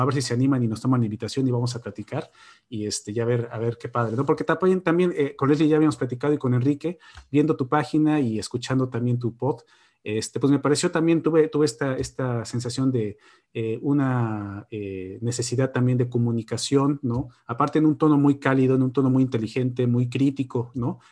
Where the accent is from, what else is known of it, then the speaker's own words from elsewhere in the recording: Mexico; moved away as an adult; now in Borås, Sweden; yo soy el único mexicano aquí en Borosa